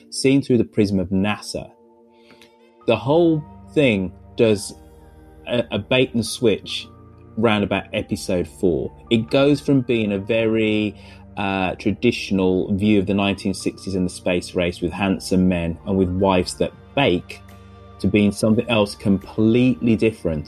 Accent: England, United Kingdom; I'm black, I'm British, but I was born in England

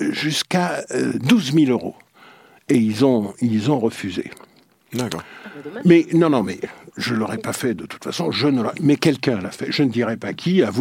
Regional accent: Guadeloupe, France; je l'ai fait chez moi en Guadeloupe quand j'étais petit, entre 7 et 12 ans d'abord

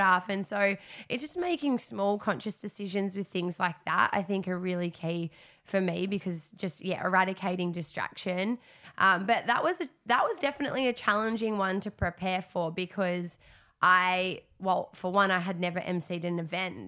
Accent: Darwin, Northern Territory, Australia; moved away as an adult; I come from Darwin, I'd spent, um, a big chunk of twenty twenty back home

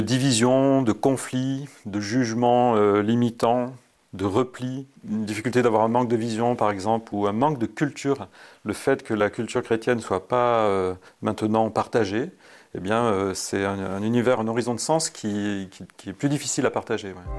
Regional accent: Valence, Auvergne-Rhône-Alpes, France; also born or lived in Malissard; je suis originaire de Valence, euh, né à Valence donc en 71

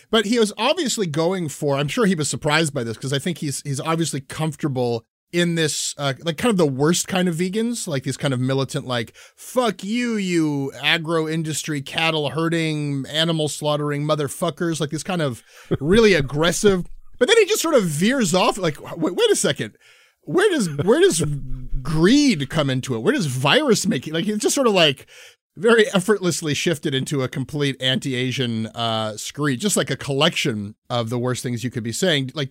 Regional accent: Canada; there's just no consent in having … music in your life as a Canadian.

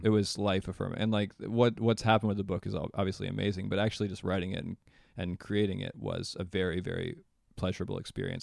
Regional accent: Charlottesville, Virginia, United States; moved away; also born or lived in New York / Los Angeles; my hometown of Charlottesville, Virginia

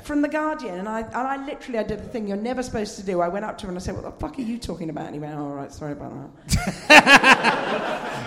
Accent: Scotland, United Kingdom; accent: posh Scot; as a Scot, a, but as you can tell, a posh Scot

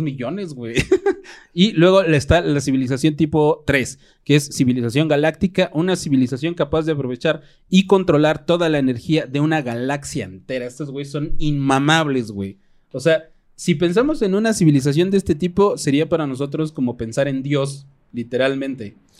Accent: Mexico; siendo tan mexicanos

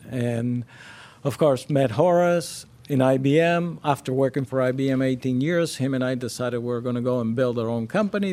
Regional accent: Cuba; moved away; also born or lived in Miami; I was born and raised in Cuba, and so was my wife

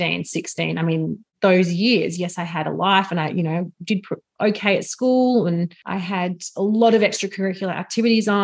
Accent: Melbourne, Victoria, Australia; also born or lived in Geelong, Australia / Brisbane, Australia; we moved to Melbourne in 1990 for dad's job. Grew up in Sandringham and had a really beautiful childhood

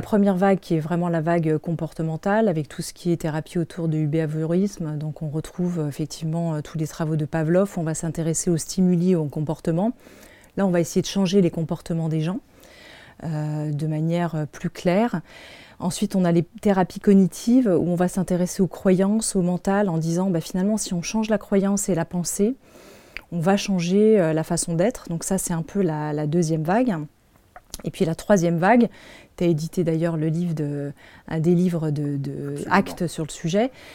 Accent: Paris, Île-de-France, France; je suis née en France, je suis née à Paris

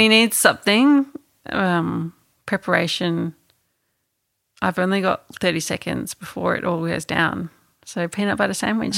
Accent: Melbourne, Victoria, Australia; being a kid growing up, um, growing up in Melbourne

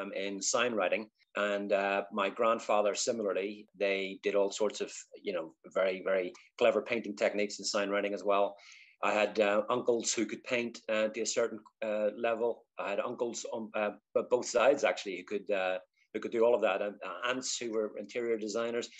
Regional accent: Belfast, Northern Ireland, United Kingdom; moved away as an adult; also born or lived in London; now in Rochester, United Kingdom; So born in 1966 in Belfast. I say East Belfast

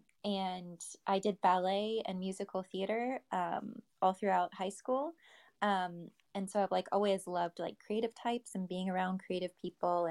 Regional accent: Little Rock, Arkansas, United States; moved away; also born or lived in Los Angeles / Austin; I'm from Little Rock, Arkansas, and I'm a calligrapher and digital artist.

